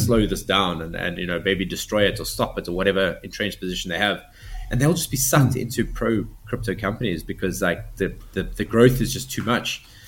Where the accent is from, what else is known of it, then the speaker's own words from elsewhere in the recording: South Africa; I'm seventh generation South African. I'm not going anywhere.